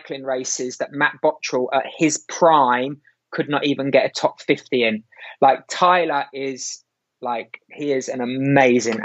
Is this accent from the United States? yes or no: no; London, United Kingdom; growing up in West London, it was very much a running culture around Bushy Park, Hampton, Teddington